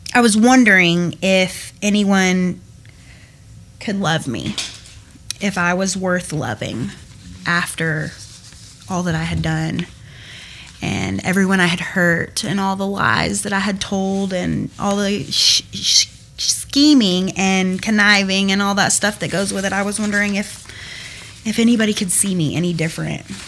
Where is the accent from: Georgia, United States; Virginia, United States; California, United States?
Georgia, United States; Cumming; also born or lived in Milton, Georgia; I grew up in Cumming, Georgia, originally from Milton.